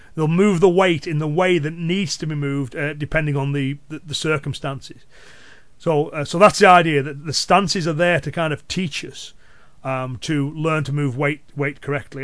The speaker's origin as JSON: {"language": "English", "area": "Cumbria", "region": "North West England", "country": "United Kingdom", "accent": "Cumbrian", "said": "my Cumbrian accent and local dialect"}